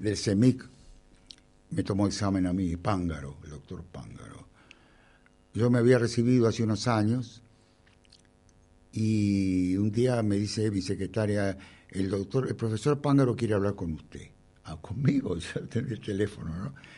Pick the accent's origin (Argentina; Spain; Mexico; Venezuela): Argentina; Temperley, Buenos Aires Province; Yo nací en Temperley